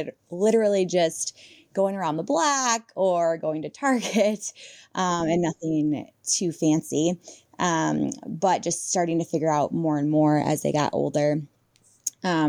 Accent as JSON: {"language": "English", "region": "Illinois", "country": "United States", "tie": "born or raised there", "said": "I grew up in Illinois"}